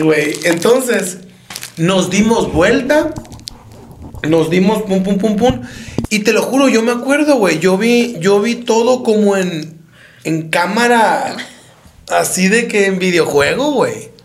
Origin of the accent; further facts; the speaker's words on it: Empalme, Sonora, Mexico; los dos somos de Empalme